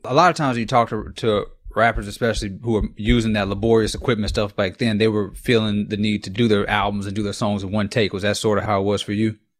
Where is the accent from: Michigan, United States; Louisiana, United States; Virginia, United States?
Louisiana, United States; Lafayette; I was born in Lafayette, Louisiana. One of the things about being from a place like Lafayette